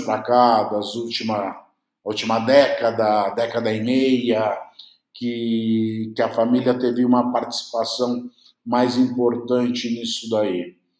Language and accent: Portuguese; Uruguay; Eu sou uruguaio.